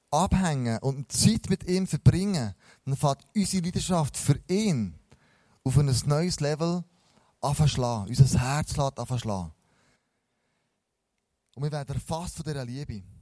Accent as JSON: {"language": "German", "country": "Switzerland", "said": "dann kommen wir in eine Haltung zurück, als Schweizer, total seriös."}